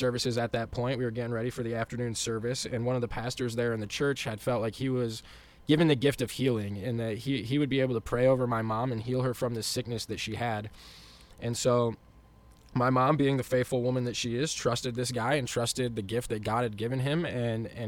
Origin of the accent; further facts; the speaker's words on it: West Michigan, United States; growing up in West Michigan